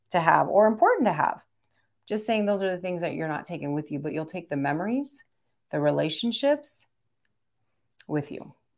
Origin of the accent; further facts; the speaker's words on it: Philippines; I'm Filipino